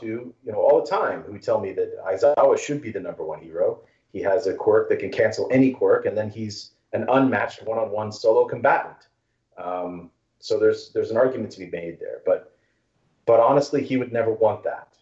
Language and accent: English; Texas, United States; I grew up in Texas